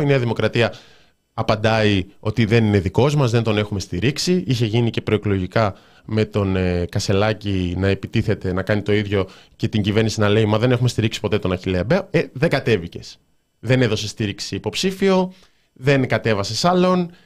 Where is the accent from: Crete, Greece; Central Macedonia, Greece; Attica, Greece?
Central Macedonia, Greece; Thessaloniki; είμαι από Θεσσαλονίκη